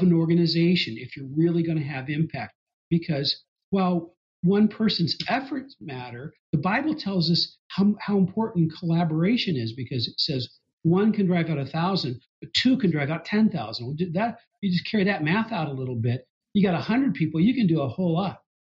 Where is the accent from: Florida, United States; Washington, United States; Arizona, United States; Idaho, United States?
Washington, United States; Kennewick; also born or lived in Walla Walla / Bellingham / Spokane; I grew up in Kennewick, in southeastern Washington